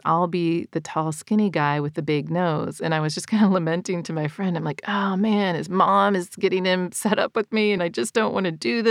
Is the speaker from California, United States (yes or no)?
no; Northwest Ohio, United States; moved away as an adult; also born or lived in Ukraine; I grew up in Ohio, and the winters are hard